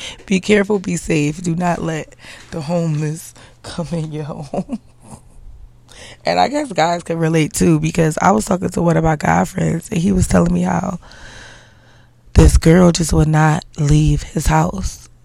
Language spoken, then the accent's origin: English; Philadelphia, Pennsylvania, United States; I'm like from Philly